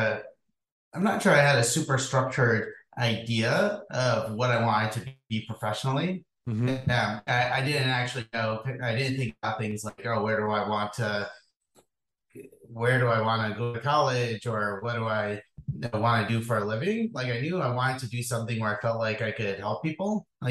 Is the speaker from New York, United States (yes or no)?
yes; Hudson Valley, New York, United States; moved away; I grew up in New York State, about halfway between New York City and Albany.